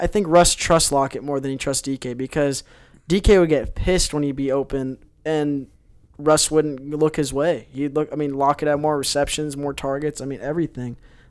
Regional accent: Washington, United States; I'm not a Seattle fan, but I'm from Washington, so I get to watch the Seahawks.

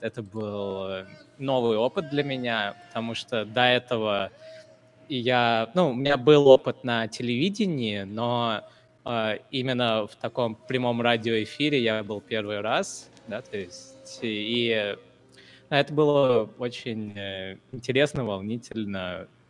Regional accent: India; now in Ufa, Russia; я вот, например, из Индии

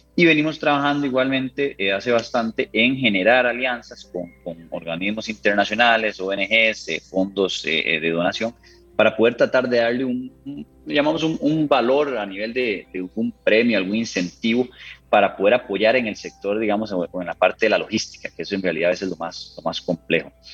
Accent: Costa Rica; como ticos orgullosos que somos

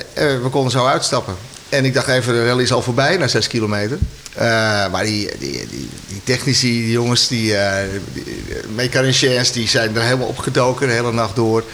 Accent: Amsterdam, North Holland, Netherlands; moved away as an adult; now in near Edam, Netherlands; ik ben geboren en getogen Amsterdammer. Dus ik ben echt een stadsjongen.

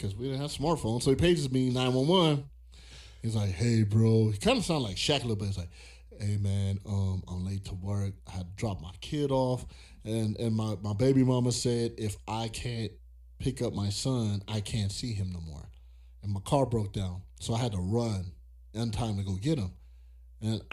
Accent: California, United States; moved away; also born or lived in Virginia; I'm from California

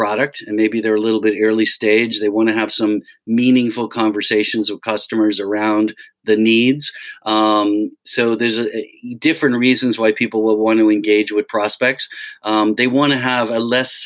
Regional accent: Dublin, Leinster, Ireland; moved away as an adult; now in United States; I grew up in Dublin. My family's in Dublin, so I've always been back and forth. I came over here in the mid-80s

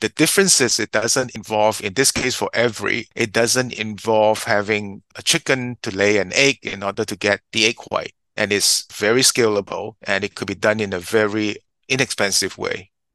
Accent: Singapore; also born or lived in United States; I was born in Singapore, educated here, and in the US.

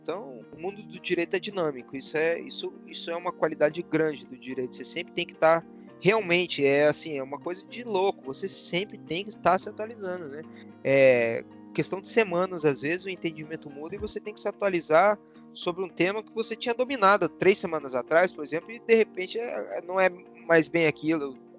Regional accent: Curitiba, Paraná, Brazil; moved away as an adult; eu sou de Curitiba, morei em Curitiba a minha vida inteira

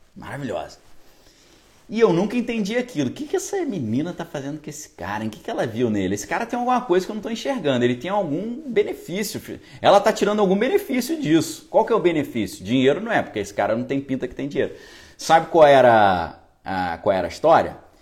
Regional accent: Niterói, Rio de Janeiro, Brazil; Eu fui criado em Niterói

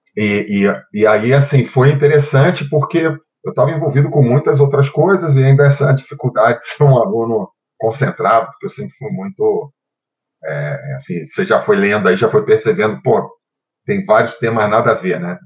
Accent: Rio de Janeiro, Brazil; moved away as an adult; now in Brasília, Brazil; Eu nasci no Rio de Janeiro, no bairro do Catete

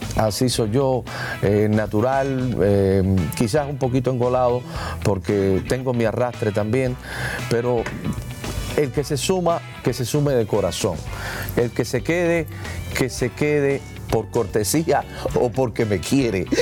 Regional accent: Hialeah, Florida, United States; yo soy de Hialeah

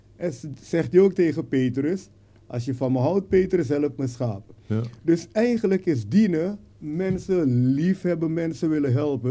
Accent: Suriname; moved away as an adult; now in Netherlands; ik ben geboren in Suriname natuurlijk en hier naar Nederland gekomen om te studeren

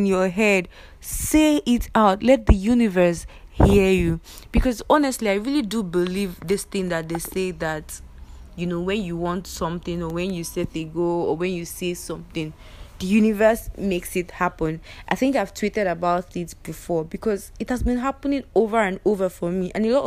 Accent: Igbo, Igboland, Nigeria; as a Nigerian, as an Igbo

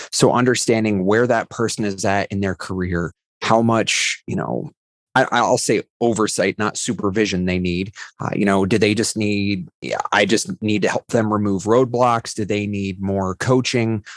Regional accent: Ohio, United States; I was a high school English teacher before working at Rackspace in Ohio

